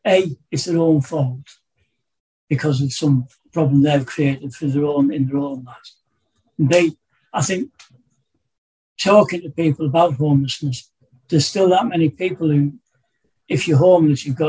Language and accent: English; Darlington, North East England, United Kingdom; moved away as an adult; also born or lived in Bolton; I was brought up in the North East in Darlington, about 30 miles south of here